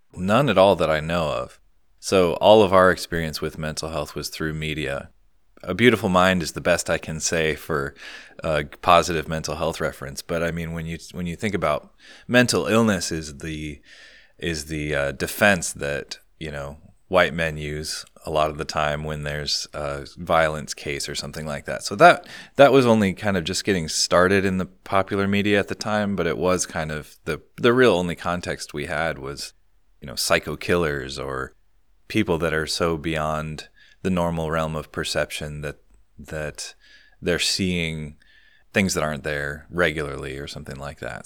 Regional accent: Ames, Iowa, United States; moved away as an adult; I'm from Ames, Iowa originally

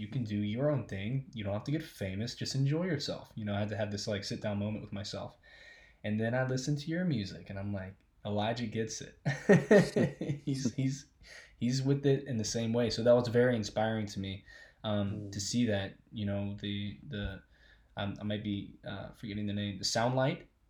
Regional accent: Alexandria, Louisiana, United States; I was born in Louisiana. I was born in Amazing. a place called Alexandria, Louisiana

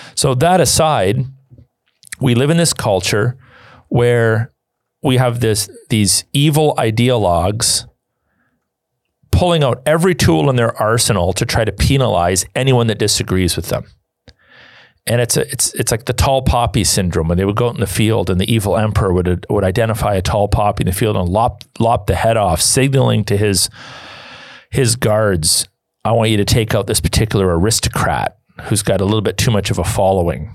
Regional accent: Canada; I'm a Canadian

